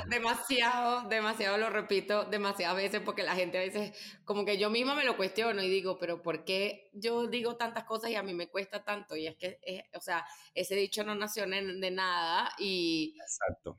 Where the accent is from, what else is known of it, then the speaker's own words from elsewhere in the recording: Venezuela; now in Mexico; llegamos como unos venezolanos que llegaron ahí